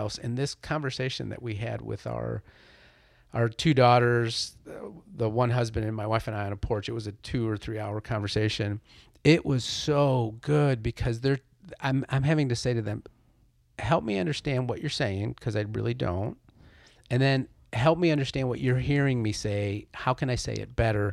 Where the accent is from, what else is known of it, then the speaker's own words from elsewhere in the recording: Chile; now in United States; I'm an immigrant. I was born in Chile, South America.